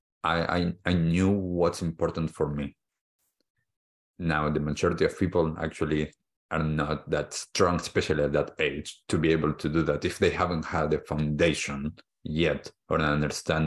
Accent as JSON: {"language": "English", "country": "Argentina", "tie": "born or raised there", "moved": "yes", "said": "I was born in Argentina, I grew up there"}